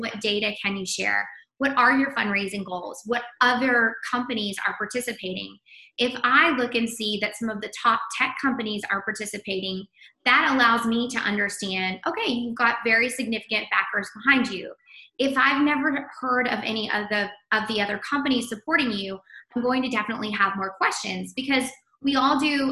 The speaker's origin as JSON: {"language": "English", "area": "the Midland, Odessa area", "region": "West Texas", "country": "United States", "tie": "born or raised there", "also_born_or_lived": "Washington, D.C.", "moved": "as an adult", "said": "I'm a native Texan. So it's always a pleasure to be talking to a fellow Texan. I grew up in West Texas, the Midland, Odessa area, moved to DC to work in politics"}